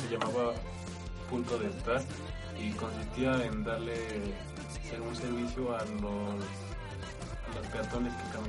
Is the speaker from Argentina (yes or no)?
no; Pachuca, Hidalgo, Mexico; soy de Pachuca y tengo 25 años.